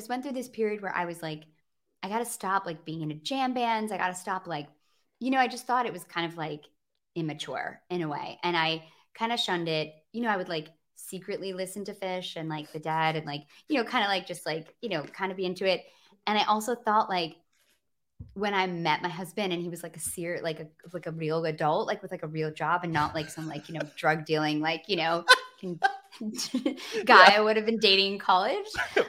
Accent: Grand Rapids, Michigan, United States; moved away; Outside of Grand Rapids.

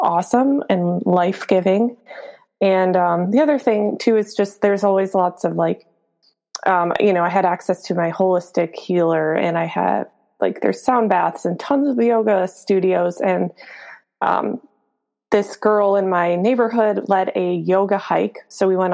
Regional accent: Minnesota, United States; moved away as an adult; now in California, United States; I grew up in Minnesota

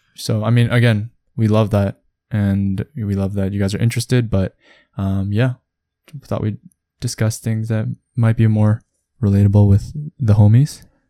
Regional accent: Canada; we're growing up in Canada even, um, as a Korean, as a Korean person

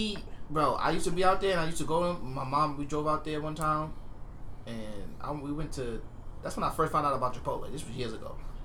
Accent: New York, United States; moved away; I'm from New York

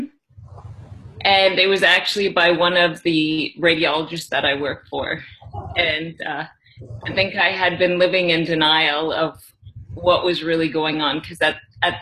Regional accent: just outside of Toronto, Ontario, Canada; also born or lived in India; I am from Canada, just outside of Toronto. For most of my life, I've lived in the area

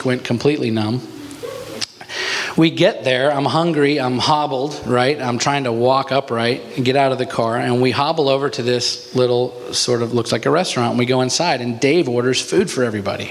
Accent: United States; also born or lived in Alaska; I'm American

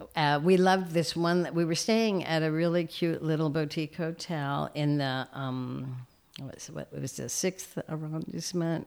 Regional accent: Reading, Pennsylvania, United States; moved away as an adult; also born or lived in Saint Louis, Missouri; I was born in Saint Louis, but when we were young, we moved to Reading, Pennsylvania

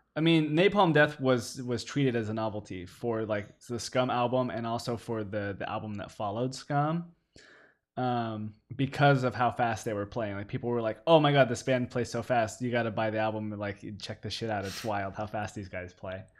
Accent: United States; as an American

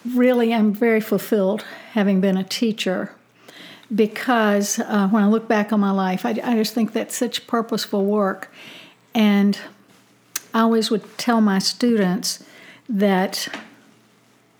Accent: Ashland, Virginia, United States; I'm glad my children grew up in Ashland. I grew up in Ashland

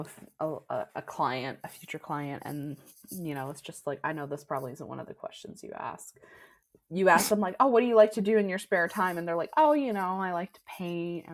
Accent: Newfoundland and Labrador, Canada; I grew up in Newfoundland

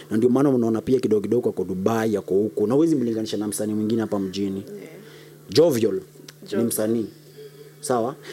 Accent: Kenya; Eh, mimi ni Mkamba.

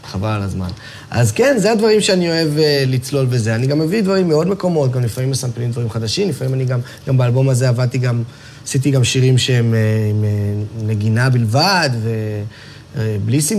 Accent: Tel Aviv, Tel Aviv District, Israel; אני תל אביבי מלידה.

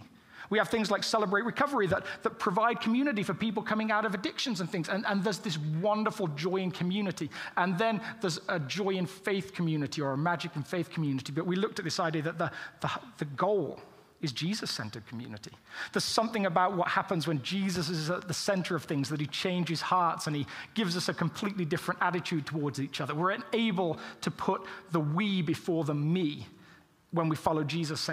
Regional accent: England, United Kingdom; as English people

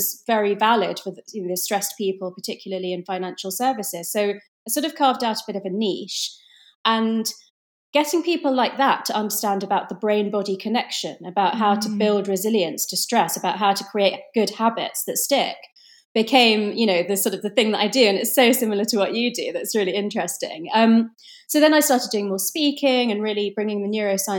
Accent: London, United Kingdom; I was born in London in the UK, but my parents are Indian

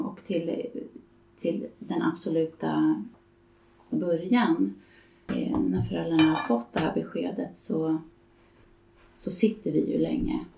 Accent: Stockholm, Stockholm County, Sweden; Jag är från Stockholm där jag bor och arbetar

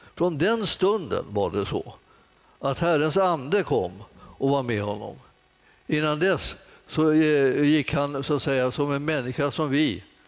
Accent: Stockholm, Stockholm County, Sweden; jag kommer från Enskede egentligen.

